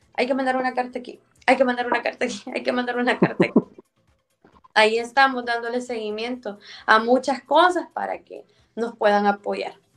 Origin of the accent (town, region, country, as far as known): El Salvador; born or raised there